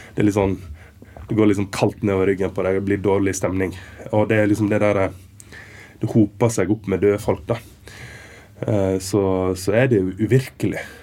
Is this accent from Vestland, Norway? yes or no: yes; Western Norway, Vestland, Norway; moved away as an adult; also born or lived in Stryn; now in Berlin, Germany; jeg er fra Vestlandet